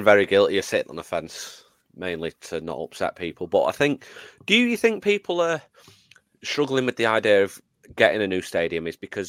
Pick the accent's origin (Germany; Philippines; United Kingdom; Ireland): United Kingdom; Stretford, North West England; I'm from Gorse Hill. I'm from right next to the ground.